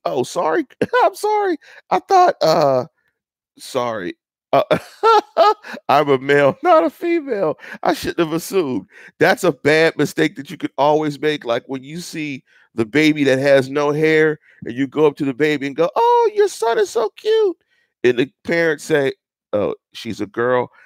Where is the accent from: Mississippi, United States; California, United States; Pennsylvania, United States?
Pennsylvania, United States; Pittsburgh; I'm from Pittsburgh and I'm from the North Side, and I actually am from a neighborhood that's probably a seven minute to 10 minute walk from Heinz Field